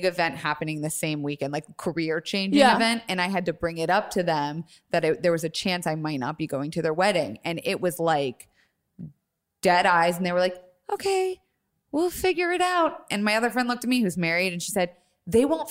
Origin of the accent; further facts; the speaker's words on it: Tampa, Florida, United States; I'm from Florida